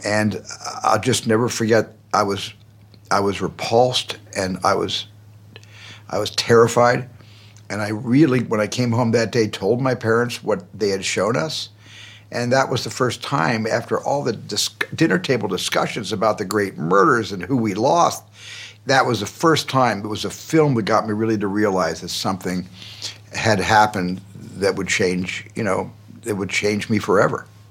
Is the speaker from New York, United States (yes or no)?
no; Arizona, United States; in a family, in a large family growing up in Arizona.